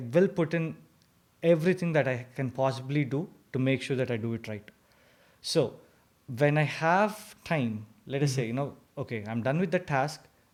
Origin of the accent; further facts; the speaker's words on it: India; moved away as an adult; now in Carbondale, United States; I came all from India to here